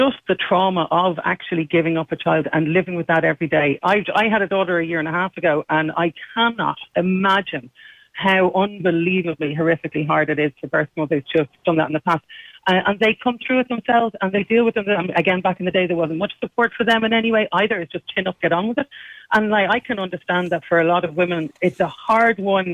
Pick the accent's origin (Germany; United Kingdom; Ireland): Ireland; Dublin, Leinster; I was born in Hollis Street Hospital